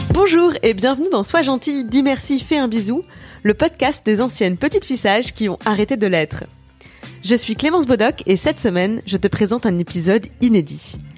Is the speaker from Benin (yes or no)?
no; Moselle, Grand Est, France; je viens de Moselle, euh, pareil de la frontière allemande